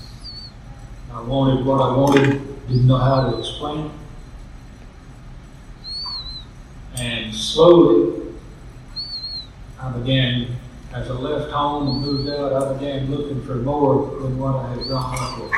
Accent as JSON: {"language": "English", "region": "Middle Tennessee", "country": "United States", "tie": "born or raised there", "said": "I grew up in Middle Tennessee"}